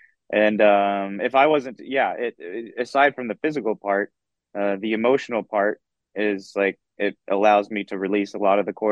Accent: Dallas, Texas, United States; I grew up in Dallas, Texas.

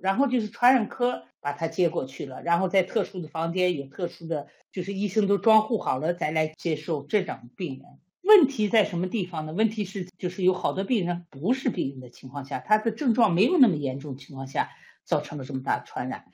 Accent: China; now in Sweden; 我们中国人

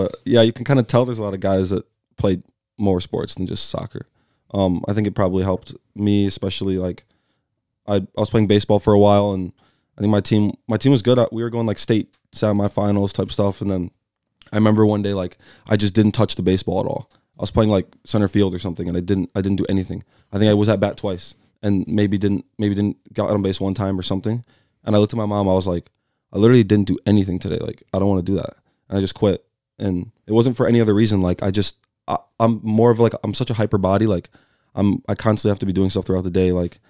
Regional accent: Colorado, United States; also born or lived in California; So I was born in California in the Bay Area. So me and Kevin Gonzalez always have those conversations about the Bay. But I moved out to Colorado at like a super young age.

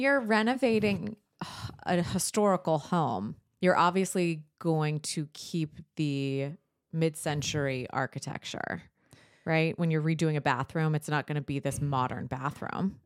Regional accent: San Diego, California, United States; moved away as an adult; also born or lived in Dothan, Alabama; I was born and raised in San Diego

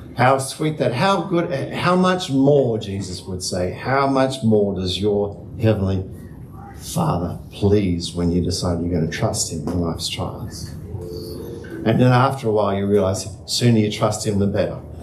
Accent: Hurstville, New South Wales, Australia; Growing up in the Salvation Army in the Hurstville Corps

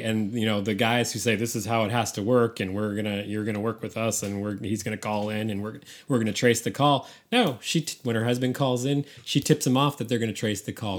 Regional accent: San Francisco, California, United States; San Francisco, my hometown

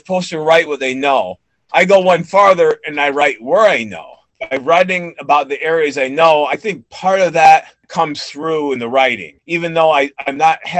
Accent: Appalachia, United States; I'm from the Appalachia area

